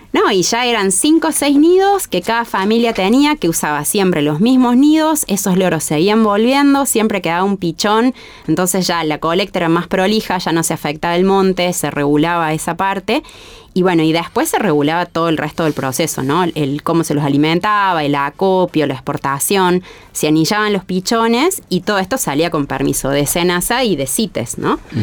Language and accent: Spanish; Córdoba, Argentina; soy acá cordobesa, ¿no? Nacida y criada en Córdoba